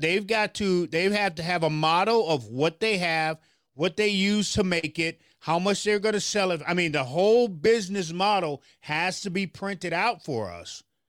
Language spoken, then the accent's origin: English; Memphis, Tennessee, United States; now in Minneapolis, United States; I'm from Memphis, Tennessee